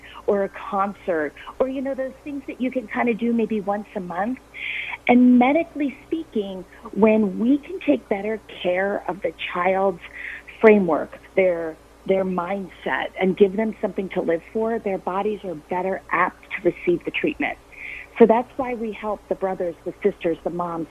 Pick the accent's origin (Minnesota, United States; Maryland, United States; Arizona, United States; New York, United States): Maryland, United States; Harford County; growing up in Harford County